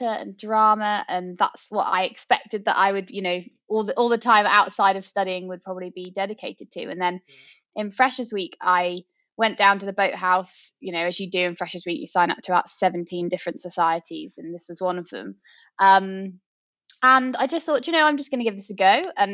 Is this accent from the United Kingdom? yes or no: yes; Oxfordshire, South East England, United Kingdom; I grew up in Oxfordshire